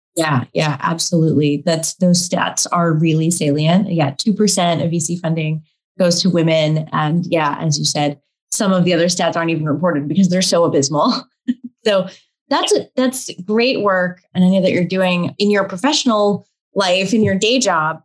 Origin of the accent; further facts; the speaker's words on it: Texas, United States; I grew up on the other side of the world as a, a South Asian, Indian American, uh, growing up in Texas